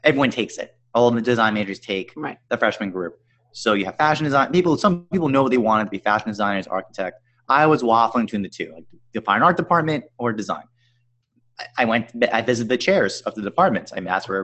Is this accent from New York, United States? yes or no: yes; Long Island, New York, United States; I'm from Long Island, New York, 50 miles out east